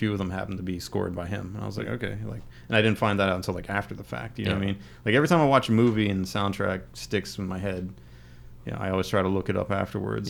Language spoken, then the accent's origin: English; Crafton, Pennsylvania, United States; I grew up in Crafton